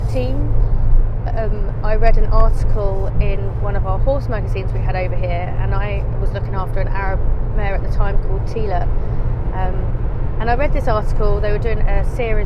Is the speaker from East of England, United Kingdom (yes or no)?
no; Crawley, South East England, United Kingdom; I'm from Crawley in the United Kingdom, that's in the south half of the country.